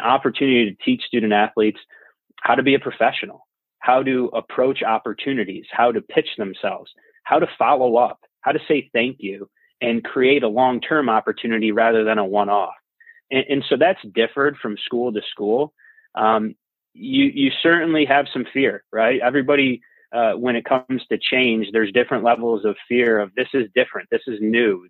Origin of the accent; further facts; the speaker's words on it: Utica, New York, United States; I grew up in Utica, New York